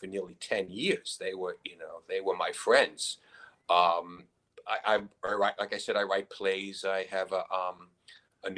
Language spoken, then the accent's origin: English; New York City, New York, United States; moved away as an adult; now in Brooklyn, United States; I grew up in the Bronx.